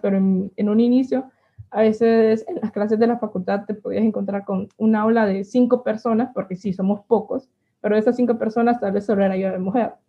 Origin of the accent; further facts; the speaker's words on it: El Paraíso, Honduras; Nací en un pequeño pueblo aquí de Honduras, un pueblo cafetalero llamado El Paraíso